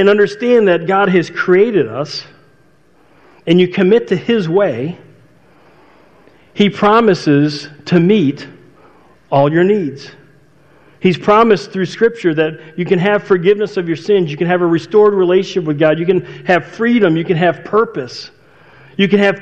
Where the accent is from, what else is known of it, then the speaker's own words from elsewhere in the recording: outside Chicago, Illinois, United States; my neighborhood growing up outside Chicago